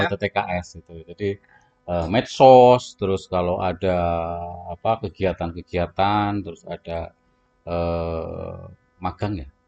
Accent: Central Java, Indonesia; accent: Ngapak; Iya, kalau saya ngapak moderat lah.

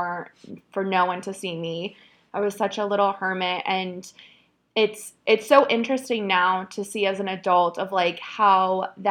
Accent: Phoenix, Arizona, United States; moved away as an adult; now in Oregon, United States; I grew up in Phoenix, Arizona. I lived there for almost 29 years. That's where I was born and raised

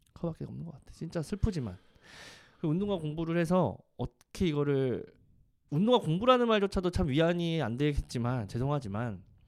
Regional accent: South Korea; 대한민국 사람이잖아요

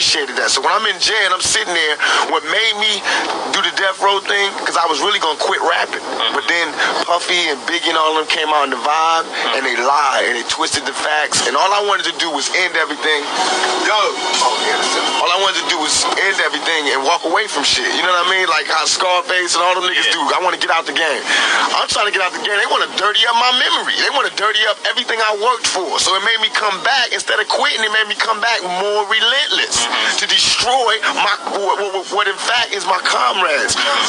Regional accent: East Coast, United States; And I took it personal because I'm from the East Coast and I know about that culture

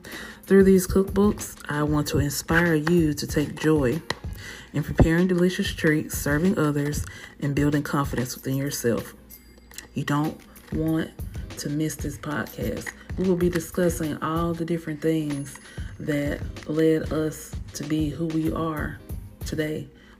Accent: Louisiana, United States; I know it's a mouthful. I was raised in Louisiana

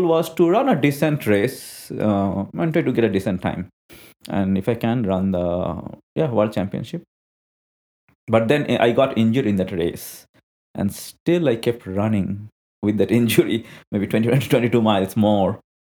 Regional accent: India; I'm an Indian national.

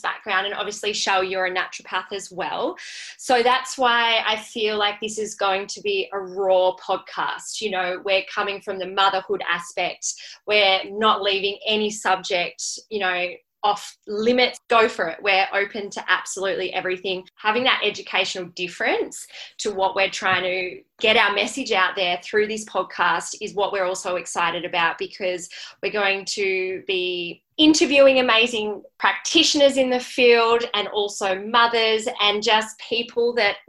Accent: Melbourne, Victoria, Australia; also born or lived in Byron Bay; now in Gold Coast, Australia; I'm originally from Melbourne.

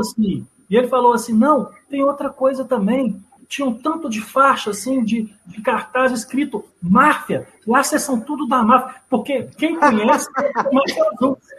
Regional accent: Brazil; sou brasileiro

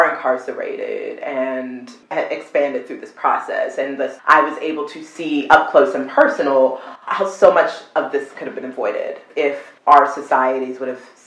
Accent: Alaska, United States; also born or lived in Nigeria; I grew up in Alaska.

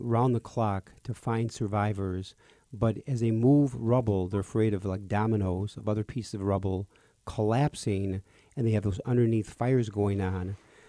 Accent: Park Ridge, Illinois, United States; That was born and raised in Park Ridge

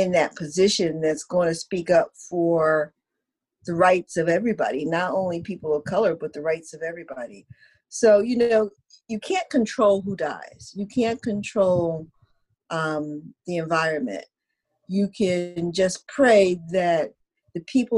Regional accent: United States; I'm in my 60s, so therefore, and I'm African American

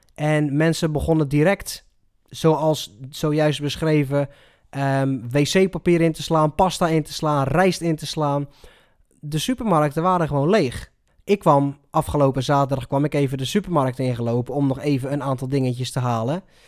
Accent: Netherlands; hoe wij als Nederlander omgaan met, met zo'n crisis

